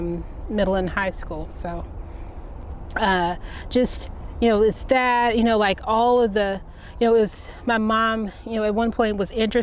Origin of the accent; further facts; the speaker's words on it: Cleveland, Ohio, United States; growing up in Cleveland